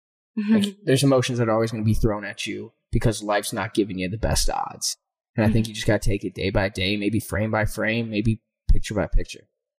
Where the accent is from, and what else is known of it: Mayfield, Ohio, United States; born or raised there